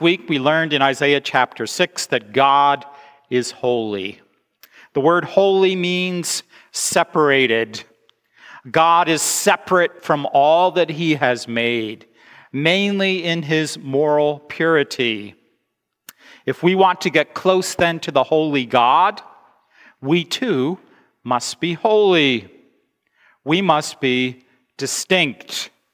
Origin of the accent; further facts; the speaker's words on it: United States; moved away; I am an American